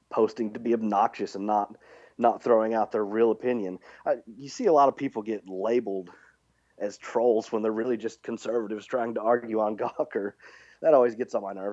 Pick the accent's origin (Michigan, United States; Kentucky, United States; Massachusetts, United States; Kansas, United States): Kentucky, United States; Lexington; now in West Virginia, United States; I was born in Lexington, Kentucky, and my whole family's in Kentucky